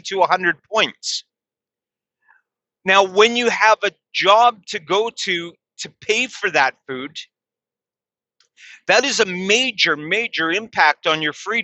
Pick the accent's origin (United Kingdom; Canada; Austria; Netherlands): Canada; here in my home country, I'm ashamed to say that's Canada